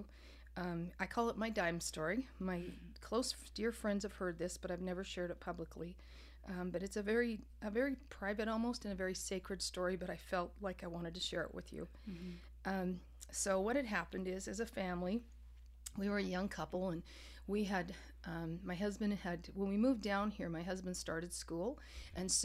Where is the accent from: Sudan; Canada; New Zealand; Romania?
Canada; moved away; I grew up in Canada